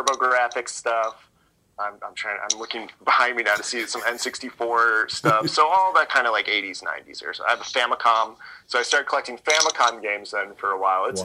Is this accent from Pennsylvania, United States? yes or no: yes; Scranton, Pennsylvania, United States; moved away; also born or lived in Pittsburgh; I grew up in Scranton, so we got the Madison Square Garden Network when I was a kid